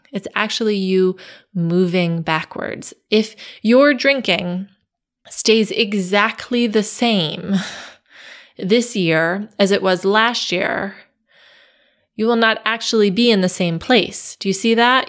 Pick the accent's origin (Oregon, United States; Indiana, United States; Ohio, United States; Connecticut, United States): Connecticut, United States; I grew up in Connecticut